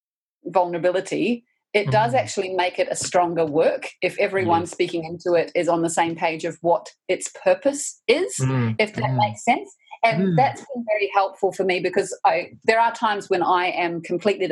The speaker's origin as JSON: {"language": "English", "country": "New Zealand", "said": "as a New Zealander, I feel like those movies are part of my cultural heritage now"}